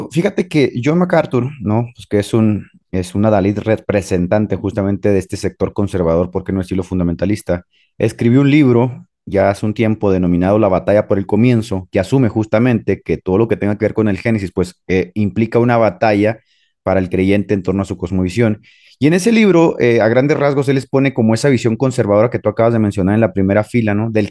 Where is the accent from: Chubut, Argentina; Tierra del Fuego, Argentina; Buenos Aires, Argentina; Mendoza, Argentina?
Chubut, Argentina; Trelew; Pues yo soy de la Patagonia, pibe. Soy de la Patagonia.